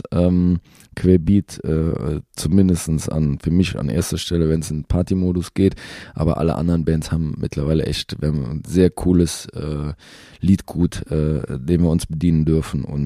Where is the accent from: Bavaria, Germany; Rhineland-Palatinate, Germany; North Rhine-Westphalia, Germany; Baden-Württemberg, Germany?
North Rhine-Westphalia, Germany; Cologne; Das darf ich, glaube ich, als Kölner gar nicht sagen.